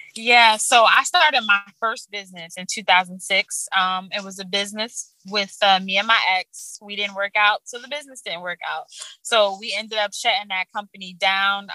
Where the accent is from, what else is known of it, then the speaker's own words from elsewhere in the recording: Orange, New Jersey, United States; I grew up in Orange, New Jersey.